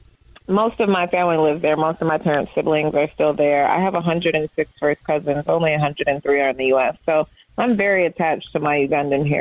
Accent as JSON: {"language": "English", "town": "Detroit", "region": "Michigan", "country": "United States", "tie": "born or raised there", "said": "I love Detroit because it's so, like, ethnically diverse"}